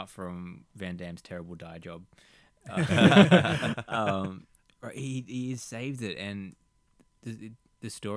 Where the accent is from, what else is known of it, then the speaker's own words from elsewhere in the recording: Australia; As an Australian